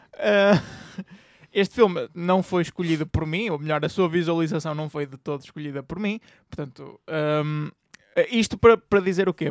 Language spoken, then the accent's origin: Portuguese; Portugal; nós enquanto portugueses